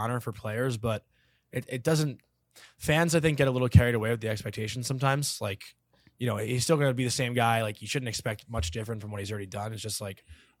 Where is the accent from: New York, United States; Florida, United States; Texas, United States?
New York, United States; Long Island; I'm from Long Island